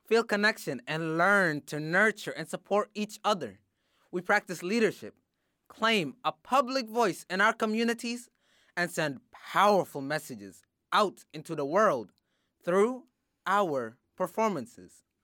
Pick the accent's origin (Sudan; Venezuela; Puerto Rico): Sudan; now in Springfield, United States; I am from Sudan